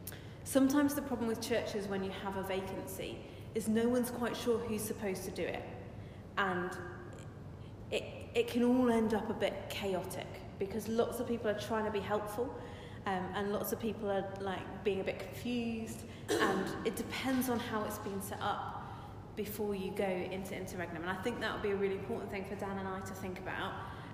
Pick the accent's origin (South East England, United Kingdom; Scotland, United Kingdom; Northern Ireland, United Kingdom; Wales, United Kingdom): South East England, United Kingdom; because I come from Surrey and there are lots of people who are leaders